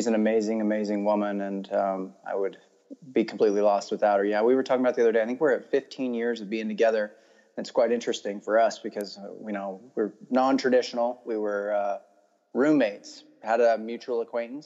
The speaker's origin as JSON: {"language": "English", "region": "Central Oregon", "country": "United States", "tie": "born or raised there", "also_born_or_lived": "Idaho", "moved": "as an adult", "said": "So yeah, I grew up in Oregon. I actually was born in Idaho and then my family moved and bought a ranch in Central Oregon."}